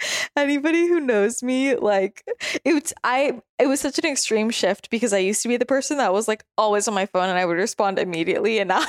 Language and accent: English; Northern California, United States; it's hard for me to believe I'm from NorCal sometimes.